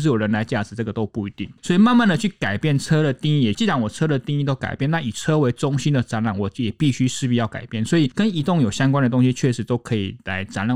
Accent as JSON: {"language": "Chinese", "region": "central and southern Taiwan", "country": "Taiwan", "tie": "born or raised there", "said": "我不是在台北土生土长，我也不是在台北那个念书的，是。所以我很多时间都在中南部"}